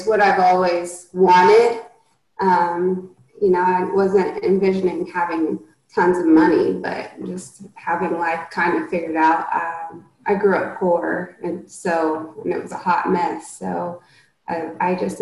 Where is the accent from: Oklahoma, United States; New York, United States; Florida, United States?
Oklahoma, United States; we grew up in Oklahoma